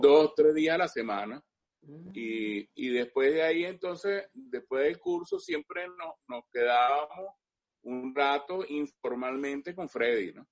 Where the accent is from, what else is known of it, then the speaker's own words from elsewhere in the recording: Caracas, Capital District, Venezuela; yo soy nacido aquí en Caracas. Yo nací en Caracas aquí ah. en 1952